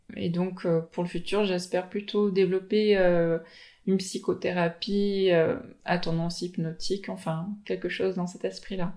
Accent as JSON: {"language": "French", "country": "French Polynesia", "said": "Je viens de Tahiti."}